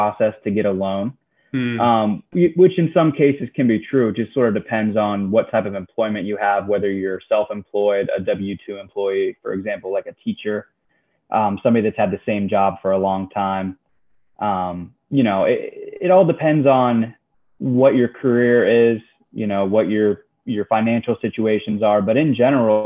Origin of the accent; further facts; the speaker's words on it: Florida, United States; I'm from Florida, like I said, but my dad's from right outside Pittsburgh.